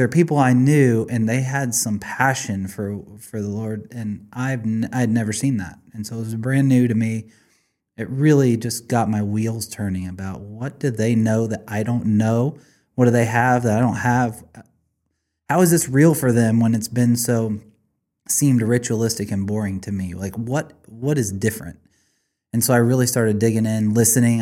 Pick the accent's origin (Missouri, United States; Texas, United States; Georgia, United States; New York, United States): Missouri, United States; Blue Springs; also born or lived in Grain Valley, Missouri; Blue Springs, Missouri